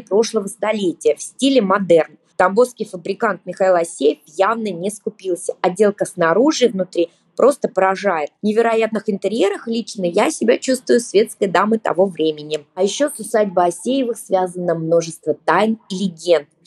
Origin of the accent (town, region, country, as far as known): Tambov, Tambov Oblast, Russia; born or raised there